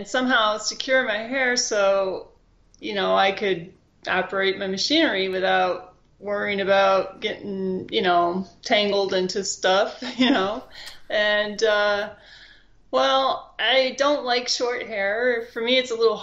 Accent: Florida, United States; also born or lived in New York; I came from New York, but I live in Florida most of my life.

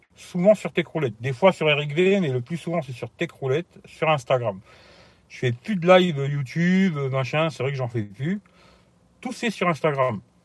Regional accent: Italy; now in France; chez moi en Italie

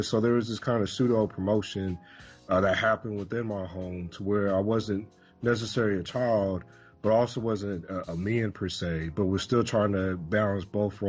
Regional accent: Louisville, Kentucky, United States; also born or lived in Midwest; So I say I'm from Louisville, Kentucky, because that's the place that I've lived the longest.

